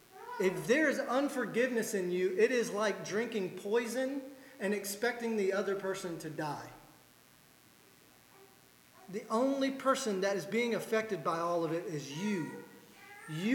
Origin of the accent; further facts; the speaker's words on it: the South, United States; as a Southerner